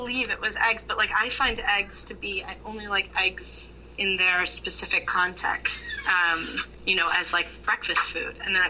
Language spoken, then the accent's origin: English; Midwest, United States; Obviously, I grew up in the Midwest.